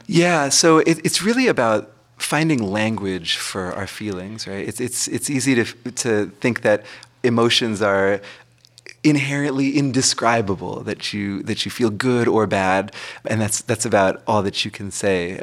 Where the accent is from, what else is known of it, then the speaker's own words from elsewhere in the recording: Massachusetts, United States; moved away; my home state of Massachusetts